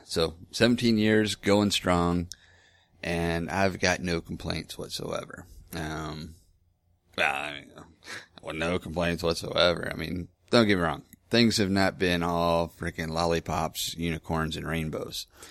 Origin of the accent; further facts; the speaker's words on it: Lake Hills, Texas, United States; also born or lived in Houston; I was from Lake Hills, Texas. Um, that's where my dad lives